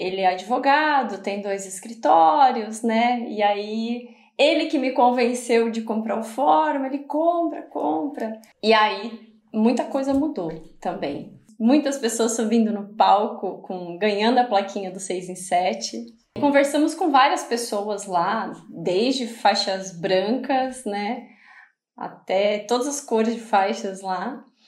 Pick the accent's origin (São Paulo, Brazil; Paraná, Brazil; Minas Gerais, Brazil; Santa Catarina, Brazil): Santa Catarina, Brazil; Balneário Camboriú; also born or lived in Florianópolis; Eu sou de Balneário Camboriú, né? Minha família toda é daqui. Nasci em Balneário Camboriú, Santa Catarina